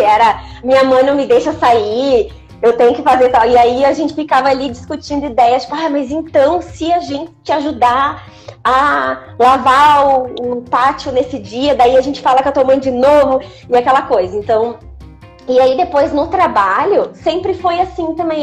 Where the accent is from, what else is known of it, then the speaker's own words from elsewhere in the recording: Gaúcha, Rio Grande do Sul, Brazil; moved away as an adult; now in Mogi, Brazil; eu sou gaúcha, tô expatriada aqui em Mogi